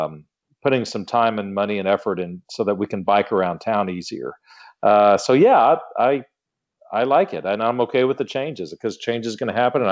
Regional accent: League City, Texas, United States; now in Austin, United States; From League City, Texas, which is in between Houston and Galveston. But I went to college up here in the Hill Country at Southwest Texas State University.

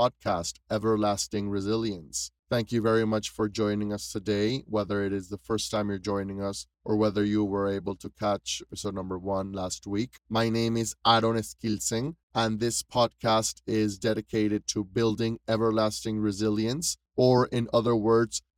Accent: Panama City, Panama; I am originally from Panama City, Panama

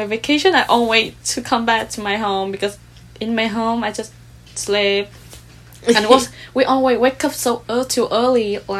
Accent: Da Nang, Vietnam; English is a second language; moved away as an adult; now in Korea; I'm from Danang City in Vietnam.

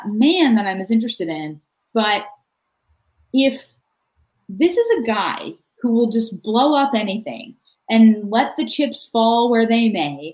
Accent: Acton, Massachusetts, United States; moved away as an adult; now in California, United States; I am from Acton, Massachusetts.

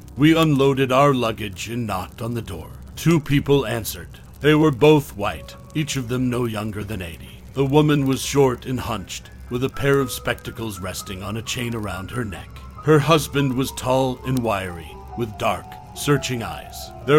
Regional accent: East Coast, United States; Believe it or not, I've never been a big road trip guy. Growing up on the East Coast, most things were an Amtrak right away, and we flew for everything else.

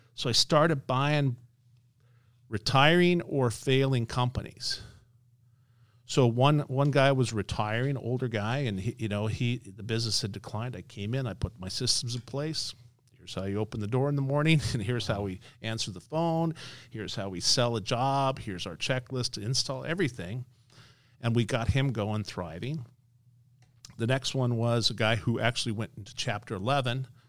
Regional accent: Las Vegas, Nevada, United States; I'm born and raised in Las Vegas, based in Las Vegas

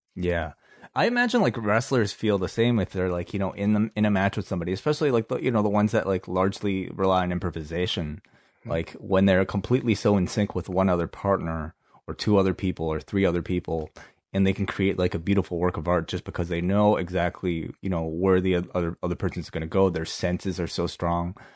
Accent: Hong Kong; we grew up in Hong Kong

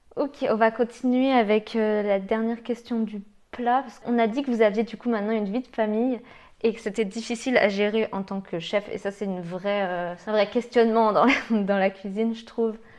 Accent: Lyon, Auvergne-Rhône-Alpes, France; je suis lyonnaise

